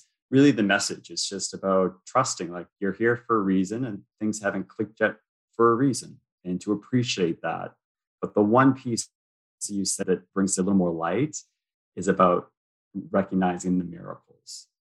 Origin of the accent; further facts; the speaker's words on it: United States; moved away as an adult; now in Toronto, Canada; I'm American, but I live in Toronto.